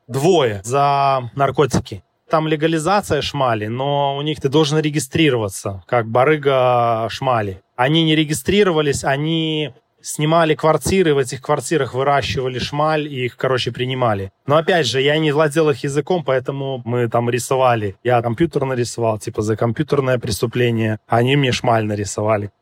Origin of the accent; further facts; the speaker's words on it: Belarus; moved away; я с Белоруссии